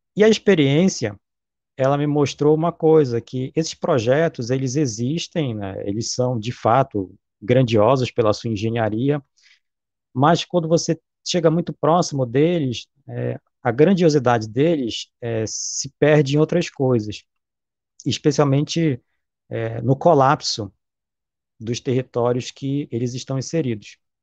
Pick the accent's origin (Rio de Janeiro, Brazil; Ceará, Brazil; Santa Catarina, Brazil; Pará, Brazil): Pará, Brazil; Belém; also born or lived in Manaus; eu sou amazônida, né, nascido numa das capitais amazônicas, que é Belém